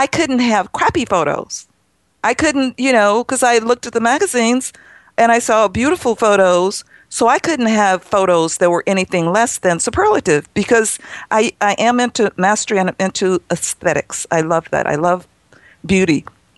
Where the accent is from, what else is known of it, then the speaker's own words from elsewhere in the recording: New York, United States; Me, I came from New York and I have a 100-year-old barn.